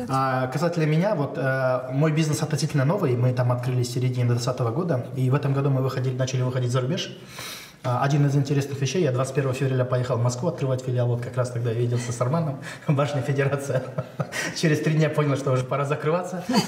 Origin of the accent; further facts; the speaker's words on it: Shymkent, Kazakhstan; я сам родом из Шимкента